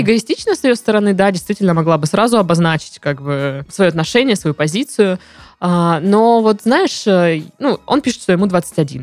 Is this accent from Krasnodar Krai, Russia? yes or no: yes; Krasnodar, Krasnodar Krai, Russia; мы из Краснодара